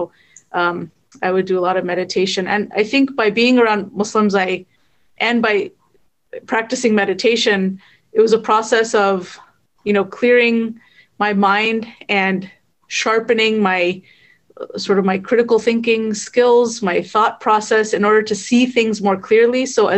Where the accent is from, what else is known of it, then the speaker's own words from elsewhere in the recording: Fremont, California, United States; also born or lived in Oakland / Egypt; So I was born in Oakland, grew up pretty much in Fremont, went to college at Berkeley. I live now in the South Bay, so I've pretty much always been in the Bay Area. The only exception is 3 years my husband and I lived in Egypt.